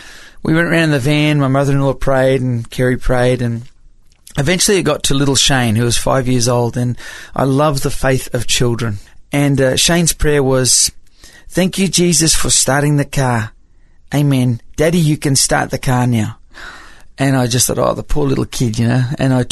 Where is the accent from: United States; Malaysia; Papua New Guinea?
Papua New Guinea; accent: American; I grew up in Papua New Guinea as a missionary's kid, and most of my friends were Americans and my school teachers were Americans, so I've always had this kind of weird accent.